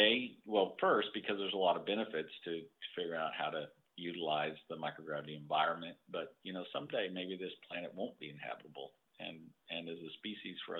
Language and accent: English; Corpus Christi, Texas, United States; now in Houston, United States; I grew up in Corpus Christi, Texas